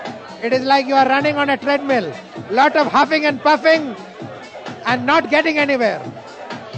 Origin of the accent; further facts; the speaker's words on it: India; I'm an Indian and I've always considered myself Eastern.